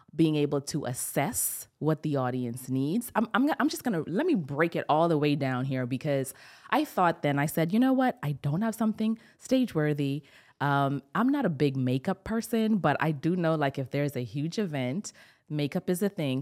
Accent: Bahamas; I'm from the Bahamas

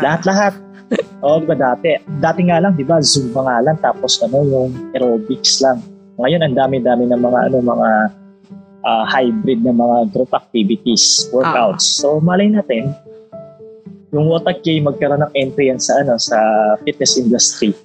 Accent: Philippines; as a Filipino

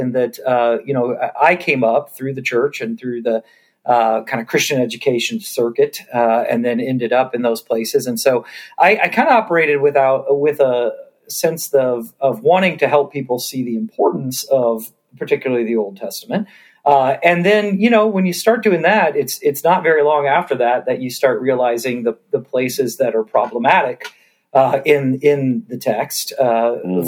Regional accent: Georgia, United States; now in San Diego, United States; although I live in San Diego, I grew up in Georgia

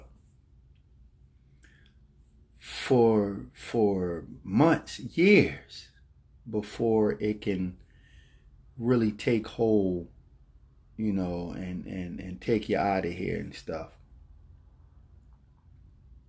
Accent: Philadelphia, Pennsylvania, United States; growing up in Philadelphia, North Philadelphia, there I was, a teenager, grew up in the Richmond Island Projects

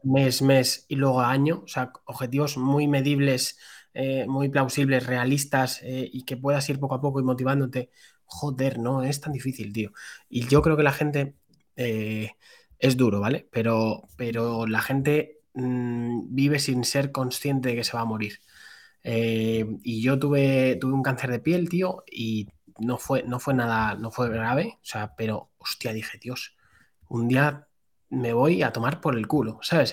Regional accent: Madrid, Community of Madrid, Spain; soy un chaval de Madrid, tengo 28 años

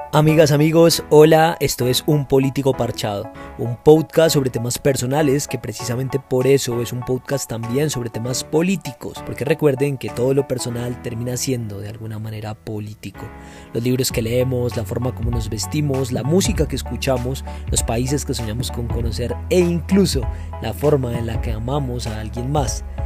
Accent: Bogotá, Colombia; soy bogotano y soy abogado

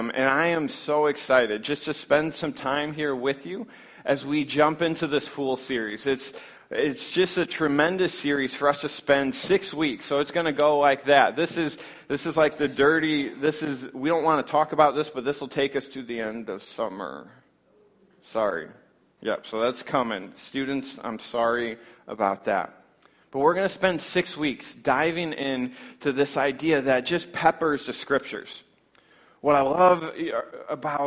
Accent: Scottville, Michigan, United States; Northern Michigan, I come from the Scottville area, so we can speak a little bit of the same language

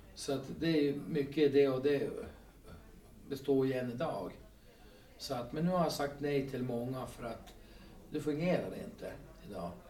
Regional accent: Skutskär, Uppsala County, Sweden; moved away as an adult; also born or lived in Kalix / Haparanda / Byske; now in Skellefteå, Sweden; Alltså jag är född i Uppsala och uppväxt i Skutskär

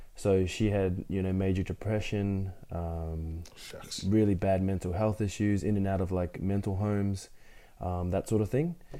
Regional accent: Brisbane, Queensland, Australia; also born or lived in Ipswich; I was born in Brisbane um, and then lived there pretty much for 19 years of my life

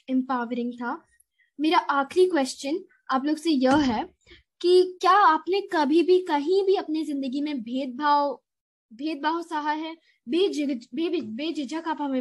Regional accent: India; first language Hindi; आखिरकार मैं एक भारतीय हूँ हिंदी सिर्फ मेरी भाषा नहीं है बल्कि मेरी पहचान भी है

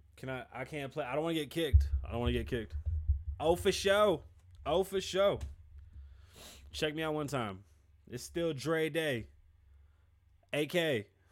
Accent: New York City, New York, United States; I am Puerto Rican and I'm from the Bronx

